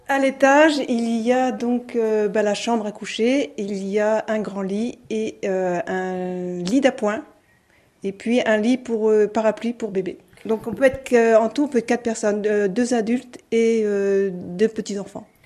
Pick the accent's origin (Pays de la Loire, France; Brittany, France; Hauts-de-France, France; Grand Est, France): Pays de la Loire, France; Angers; moved away as an adult; also born or lived in seaside (unspecified); now in Mayenne, France; je suis citadine au départ. Euh, mais la campagne, c'est vrai que j'ai toujours aimé. Je viens d'Angers.